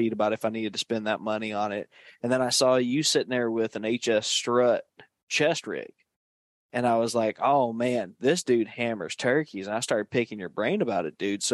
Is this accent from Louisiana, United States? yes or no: yes; New Orleans, Louisiana, United States; I grew up in New Orleans